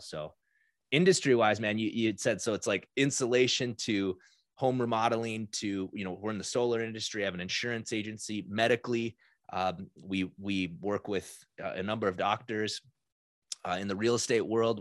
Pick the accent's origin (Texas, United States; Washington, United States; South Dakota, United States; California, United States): South Dakota, United States; now in Minnesota, United States; 'cause I grew up in South Dakota